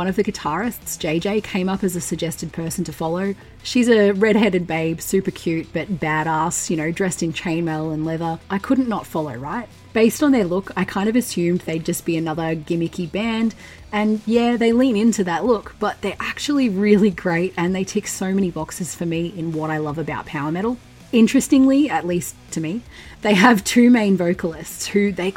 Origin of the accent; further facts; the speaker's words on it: Victoria, Australia; my home state of Victoria in Australia